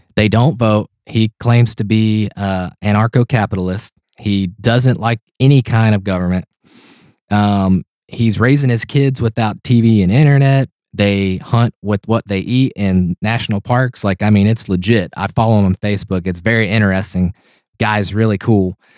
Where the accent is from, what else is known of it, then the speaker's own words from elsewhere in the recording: Tennessee, United States; I'm from Tennessee.